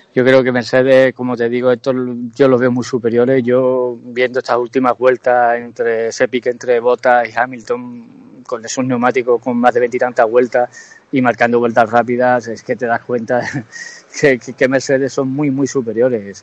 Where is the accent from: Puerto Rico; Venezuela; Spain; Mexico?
Spain; Jerez de la Frontera, Andalusia; yo soy jerezano, estoy aquí en mi tierra